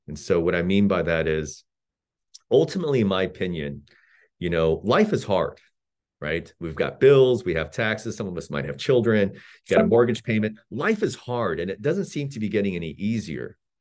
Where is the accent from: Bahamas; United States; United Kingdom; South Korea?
South Korea; moved away; I grew up in South Korea of incredibly modest means